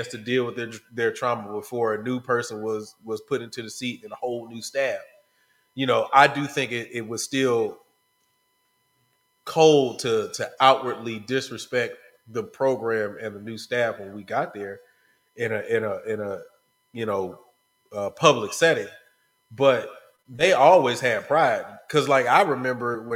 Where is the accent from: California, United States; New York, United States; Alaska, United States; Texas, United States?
Texas, United States; Houston; I'm from Houston, bro. So I grew up seeing PV and Texas Southern